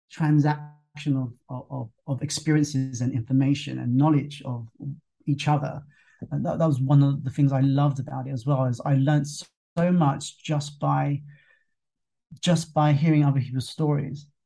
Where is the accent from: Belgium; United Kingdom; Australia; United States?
United Kingdom; England; now in Thailand; they knew that you know I, I come over from England and you know I, I didn't quite get what was going on